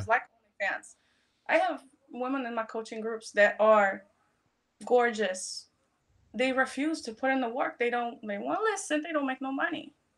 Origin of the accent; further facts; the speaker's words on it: Poland; moved away; When I was growing up, I'm, I'm being from Poland